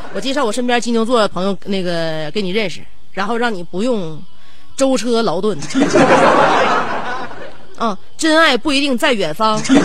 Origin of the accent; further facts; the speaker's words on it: Northeast China, China; 我们东北人对自己的那个家乡语言已经不这么热衷了